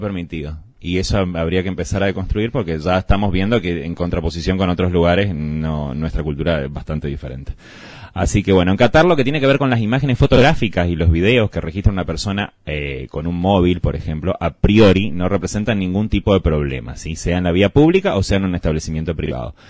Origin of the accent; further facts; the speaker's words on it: Argentina; Como buen argentino que soy